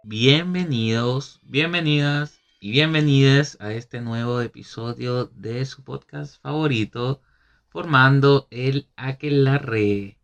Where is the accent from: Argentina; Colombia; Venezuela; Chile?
Venezuela; moved away; somos venezolanos ambos, si no lo ha, si no lo han visto por nuestros acentos